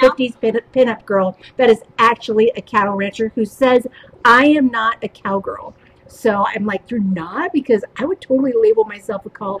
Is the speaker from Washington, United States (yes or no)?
yes; Kirkland, Washington, United States; I was raised in Kirkland